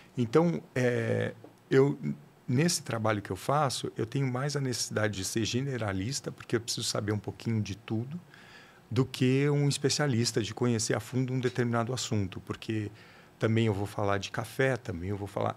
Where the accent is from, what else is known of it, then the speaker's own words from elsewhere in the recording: São Paulo, Brazil; Eu sou de uma, de um, aqui de São Paulo mesmo